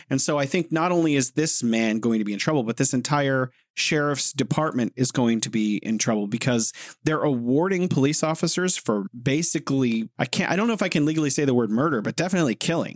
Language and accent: English; United States; I'm an American